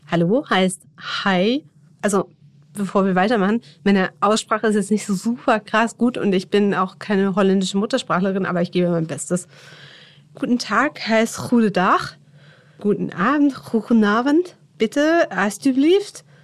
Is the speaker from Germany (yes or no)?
yes; Germany; Niederländer sind etwas entspannter als wir Deutschen